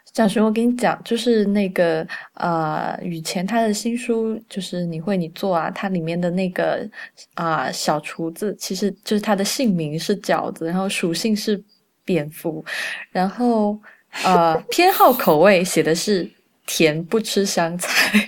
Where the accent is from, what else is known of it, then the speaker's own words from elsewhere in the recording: Sichuan, China; also born or lived in Beijing; 因为我是四川人嘛，我现在录音的时候我也在四川